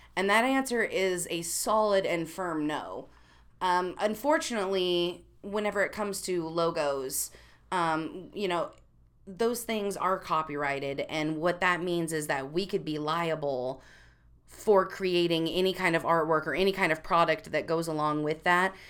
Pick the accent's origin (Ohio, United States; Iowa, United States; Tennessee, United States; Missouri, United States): Missouri, United States; I come from Missouri